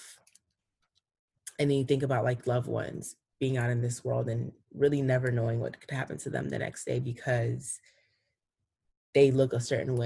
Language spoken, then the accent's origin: English; East Coast, United States; also born or lived in Cameroon; growing up on the East Coast